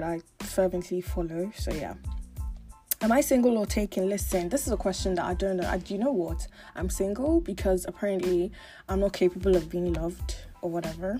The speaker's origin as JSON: {"language": "English", "region": "Lagos", "country": "Nigeria", "tie": "born or raised there", "said": "I grew up in Lagos, Nigeria. Born and bred, schooled, groomed, born and bred in Lagos, Nigeria."}